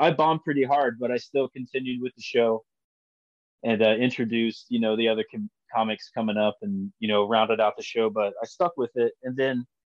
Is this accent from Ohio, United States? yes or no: yes; Lima, Ohio, United States; I was born here in Lima, Ohio